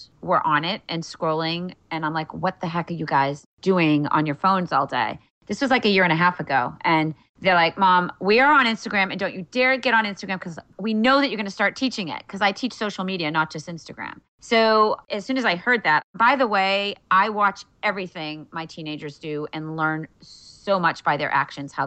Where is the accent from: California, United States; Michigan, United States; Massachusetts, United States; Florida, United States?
Massachusetts, United States; Wellesley; also born or lived in Cape Cod; my hometown in Wellesley, Massachusetts